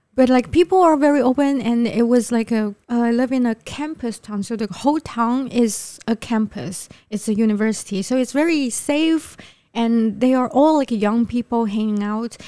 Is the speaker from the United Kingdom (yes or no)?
no; Shanghai, China; moved away as an adult; now in Taipei, Taiwan; I'm from Yangpu